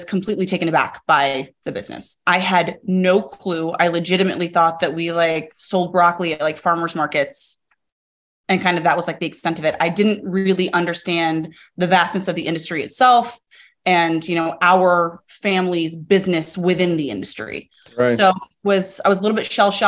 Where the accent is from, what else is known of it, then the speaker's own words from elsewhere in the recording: Arizona, United States; I was born and raised in Arizona